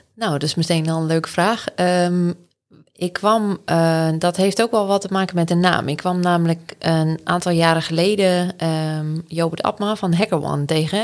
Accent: Anna Paulowna, North Holland, Netherlands; also born or lived in Den Helder; now in Groningen, Netherlands; ik ben opgegroeid in Annapalona. Dat is in de kop van Noord-Holland.

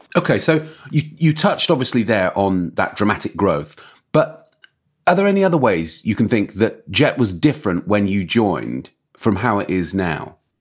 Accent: England, United Kingdom; I've gotta say, as an Englishman

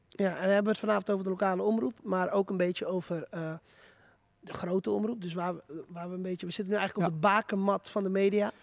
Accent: Purmerend, North Holland, Netherlands; moved away as an adult; now in Zaandam, Netherlands; ik kom zelf uit Purmerend. Ik woon er helaas niet meer

